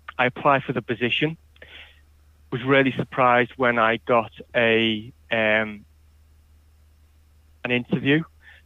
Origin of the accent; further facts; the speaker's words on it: Liverpool, North West England, United Kingdom; also born or lived in Leeds; I moved back to closer to Liverpool, my hometown